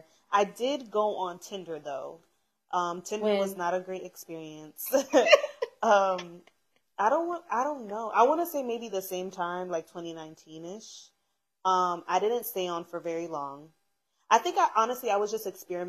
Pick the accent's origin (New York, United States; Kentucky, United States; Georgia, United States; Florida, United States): New York, United States; I'm from New York.